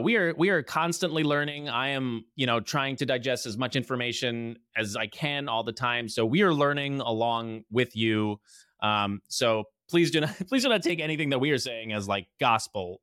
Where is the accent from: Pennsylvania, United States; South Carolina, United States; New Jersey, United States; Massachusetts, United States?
New Jersey, United States; also born or lived in Los Angeles; from New Jersey